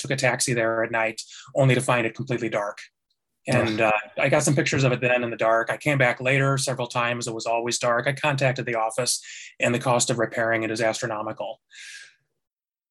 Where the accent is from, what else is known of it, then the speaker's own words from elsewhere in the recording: Chicago, Illinois, United States; moved away as an adult; now in Seattle, United States; I'm from Chicago originally. I've been in Seattle for about 7 years